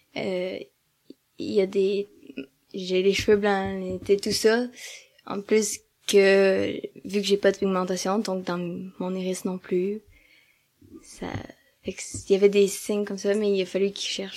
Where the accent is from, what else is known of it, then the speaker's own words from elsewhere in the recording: Amos, Quebec, Canada; also born or lived in Val-d'Or; now in Rouyn-Noranda, Canada; je suis née à Amos, c'est quand même une petite ville